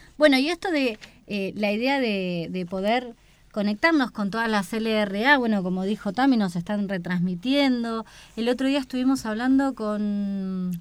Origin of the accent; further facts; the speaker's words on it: Buenos Aires, Argentina; moved away as an adult; now in Antarctica; mi, lugar de origen, de la, de la provincia de Buenos Aires, de la ciudad autónoma